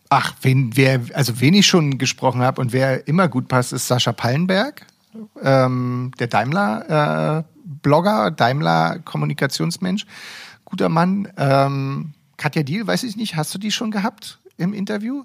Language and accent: German; Berlin, Germany; ich als Berliner